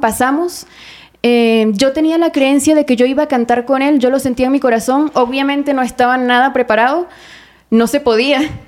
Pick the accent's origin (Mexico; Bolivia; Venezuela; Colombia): Venezuela; Mérida; moved away; en mi ciudad natal, Mérida, Venezuela